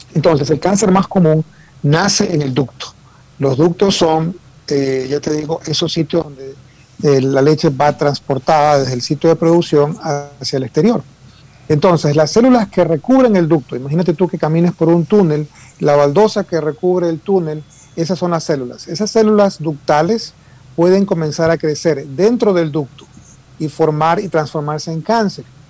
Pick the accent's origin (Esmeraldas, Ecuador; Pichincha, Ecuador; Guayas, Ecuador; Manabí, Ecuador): Guayas, Ecuador; Guayaquil; moved away as an adult; now in Houston, United States; yo soy producto ecuatoriano, soy guayaquileño de tu barrio